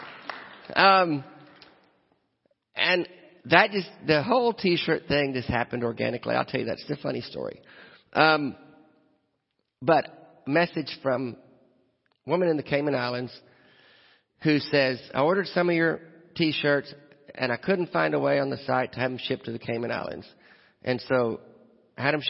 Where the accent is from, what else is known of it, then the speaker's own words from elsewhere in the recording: Nashville, Tennessee, United States; I'm from Nashville